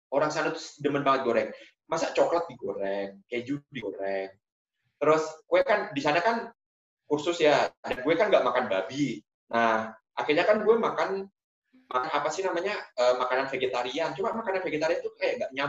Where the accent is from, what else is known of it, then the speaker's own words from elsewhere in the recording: Indonesia; born there; karena gue lahir di Indonesia